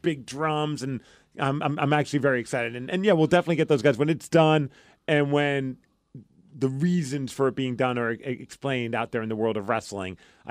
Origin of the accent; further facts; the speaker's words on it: New York, United States; I'm from New York.